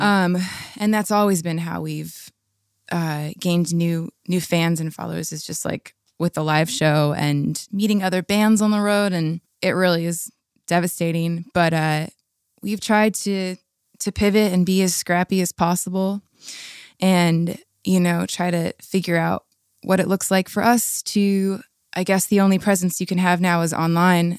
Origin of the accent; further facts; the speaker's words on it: La Habra, California, United States; I grew up in La Habra, Fullerton area